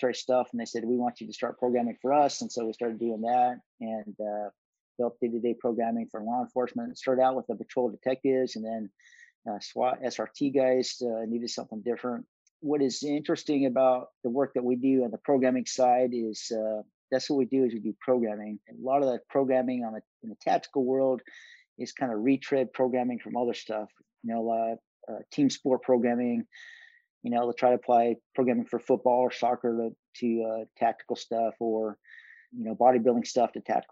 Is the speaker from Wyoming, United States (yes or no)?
yes; Pinedale, Wyoming, United States; I grew up in a town called Pinedale